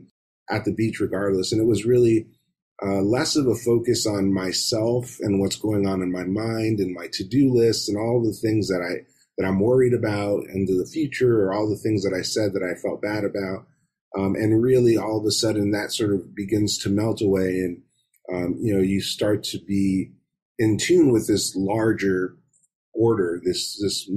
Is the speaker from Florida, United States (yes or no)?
yes; Miami, Florida, United States; I grew up in Miami in South Florida